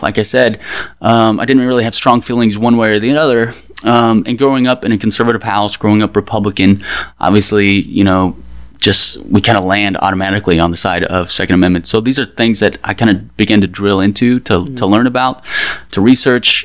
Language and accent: English; Dallas, Texas, United States; now in Washington, D.C., United States; I'm from Dallas, and since I've been in DC